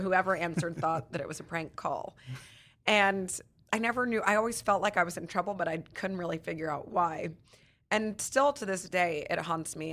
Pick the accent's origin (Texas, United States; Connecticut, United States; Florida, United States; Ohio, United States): Texas, United States; We grew up in Texas